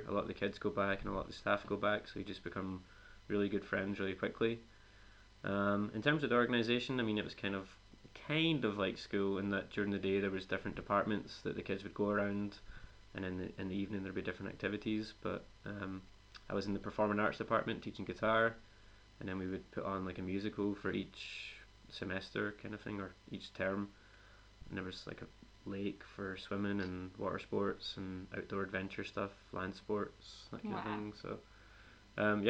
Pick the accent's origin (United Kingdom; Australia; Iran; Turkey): United Kingdom; a little town outside Glasgow, Scotland; moved away as an adult; now in Spain; I'm from a little town outside Glasgow